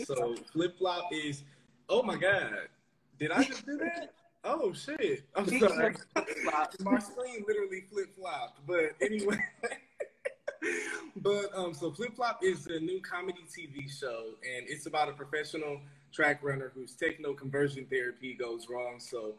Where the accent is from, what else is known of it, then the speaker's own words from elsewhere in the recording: Detroit, Michigan, United States; moved away as an adult; also born or lived in New York; now in Los Angeles, United States; So my experience growing up in Detroit was mainly school and sports.